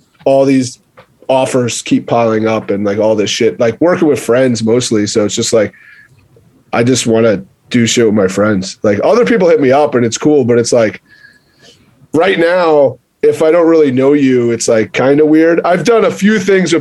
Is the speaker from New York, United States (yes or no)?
yes; Long Island, New York, United States; moved away as an adult; now in Connecticut, United States; I'm from Long Island